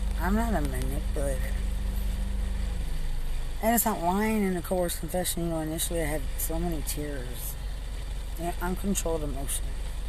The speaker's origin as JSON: {"language": "English", "region": "Texas", "country": "United States", "said": "And I'm from Lubbock County."}